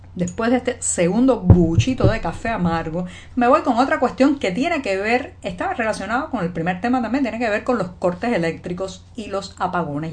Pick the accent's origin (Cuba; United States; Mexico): Cuba; cubana, periodista, ciudadana